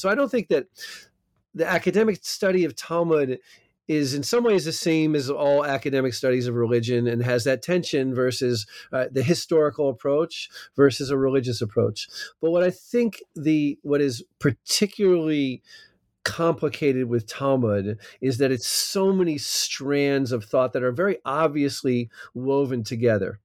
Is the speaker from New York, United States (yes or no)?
no; New Jersey, United States; accent: American, maybe not a New Jersey accent; moved away as an adult; also born or lived in California; now in Israel; I'm from South Jersey